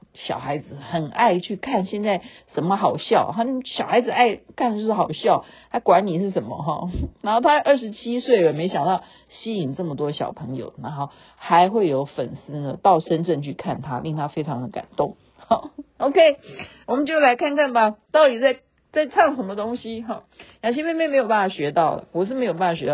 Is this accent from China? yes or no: no; Taiwan; 我们台湾话